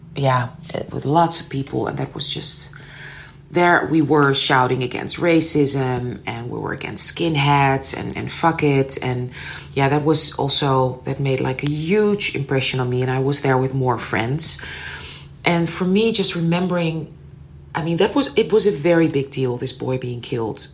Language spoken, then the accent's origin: English; Amsterdam, North Holland, Netherlands; I was raised in Amsterdam